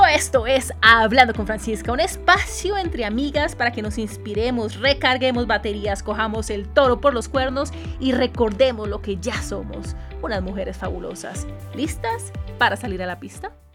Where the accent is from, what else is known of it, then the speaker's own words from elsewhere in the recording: Cali, Valle del Cauca, Colombia; soy caleña